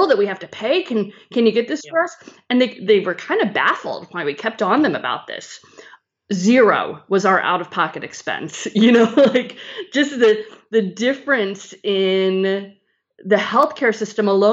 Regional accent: Chicago, Illinois, United States; moved away as an adult; also born or lived in North Carolina; I grew up in Chicago

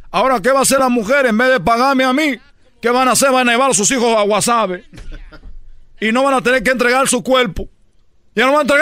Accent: Cuba; now in Mexico; He lo escuchado, desde que yo llegué de Cuba, en lo que he oído aquí de un mexicano es el peor enemigo de un mexicano.

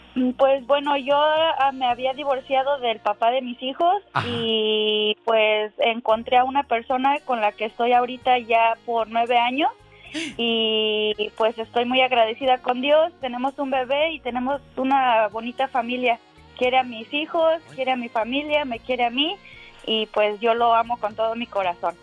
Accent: Mexico City, Mexico; yo soy también del Distrito Federal

